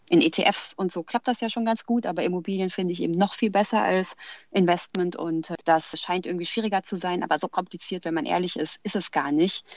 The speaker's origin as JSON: {"language": "German", "town": "Frankfurt", "region": "Hesse", "country": "Germany", "said": "Ich komme ja aus Frankfurt"}